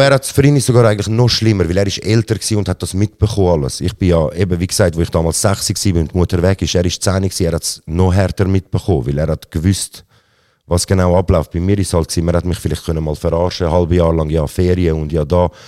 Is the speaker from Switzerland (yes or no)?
yes; Zurich, Switzerland; Aber ich bin in Zürich geboren, äh, aufgewachsen auch